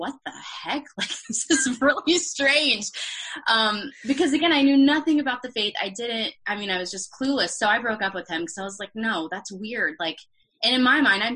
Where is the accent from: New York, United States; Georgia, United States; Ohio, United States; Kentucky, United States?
Georgia, United States; Peachtree City; moved away as an adult; also born or lived in Boston; now in Nashville, United States; I grew up in Peachtree City, Georgia, which is a suburb